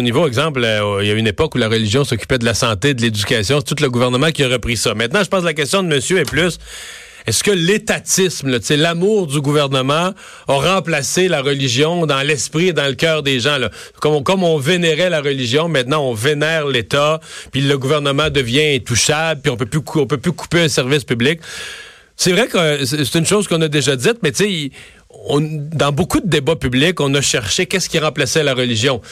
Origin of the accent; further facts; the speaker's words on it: Rivière-du-Loup, Quebec, Canada; Chez nous, à Rivière-du-Loup